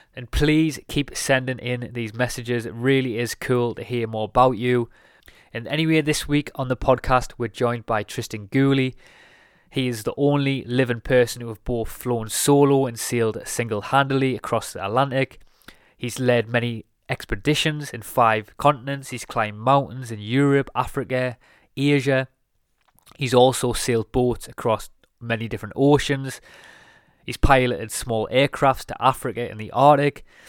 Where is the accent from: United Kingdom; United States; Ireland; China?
United Kingdom; Durham, North East England; moved away as an adult; now in London, United Kingdom; I'm currently originally from Durham